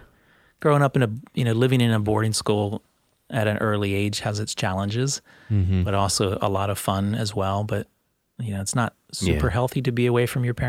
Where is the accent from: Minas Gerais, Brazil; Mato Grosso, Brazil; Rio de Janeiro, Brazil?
Mato Grosso, Brazil; Cuiabá; Yeah, so the city that we were in was Cuiabá, and there were enough foreign missionaries in that city that there was a mission sch